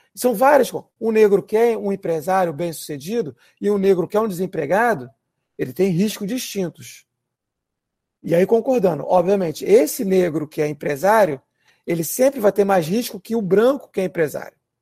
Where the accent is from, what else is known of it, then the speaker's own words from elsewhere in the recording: Rio de Janeiro, Brazil; vários colegas meus em Irajá, por exemplo, onde eu fui criado